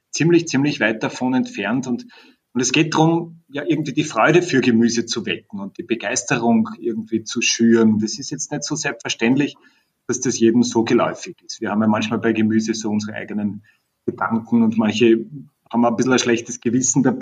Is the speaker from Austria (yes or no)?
yes; Vienna, Austria; Ich komme aus Wien.